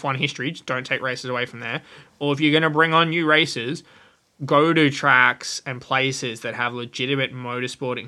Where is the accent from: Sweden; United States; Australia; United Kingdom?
Australia; I'm Australian.